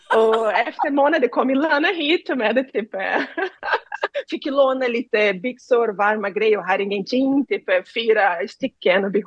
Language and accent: Swedish; Rio de Janeiro, Brazil; Swedish is a second language; moved away as an adult; now in Sweden; Jag är från Rio de Janeiro, jag växte upp i suburbs eh, nära faveler